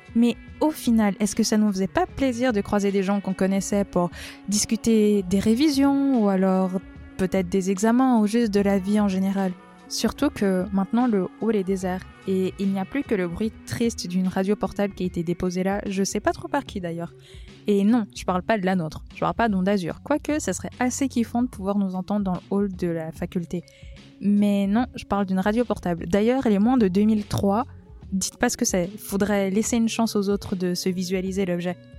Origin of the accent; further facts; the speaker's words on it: Valais, Switzerland; je suis valaisanne